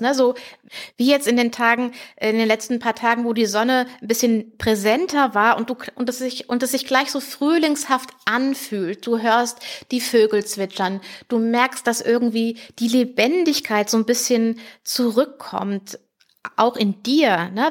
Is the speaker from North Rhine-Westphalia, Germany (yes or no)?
no; Heidelberg region, Baden-Württemberg, Germany; hier so Heidelberger Region, wo ich herkomme